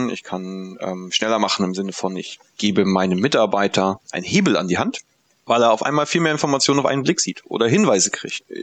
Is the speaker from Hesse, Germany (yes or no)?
no; Mecklenburg-Vorpommern, Germany; moved away as an adult; Ursprünglich komme ich aus der Nähe von Usedom, also ganz vom Land, ähm, und bin aber fürs Studium dann in die in den Süden Deutschlands gegangen, habe ein BA-Studium in Mannheim gemacht